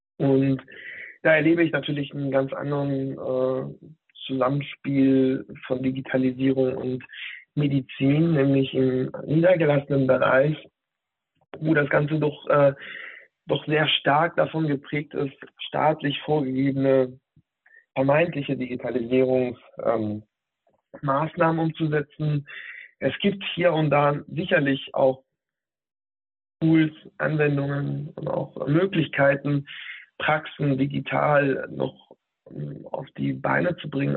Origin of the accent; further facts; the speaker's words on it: Hanover, Lower Saxony, Germany; moved away as an adult; also born or lived in Berlin; Von dort aus bin ich äh, hier nach Hannover, meiner, ähm, meiner Heimatstadt sozusagen, zurückgekommen